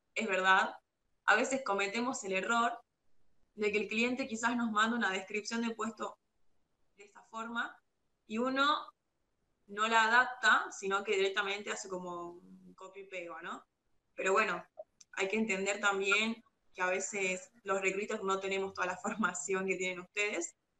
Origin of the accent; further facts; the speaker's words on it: Salta, Argentina; yo soy de Salta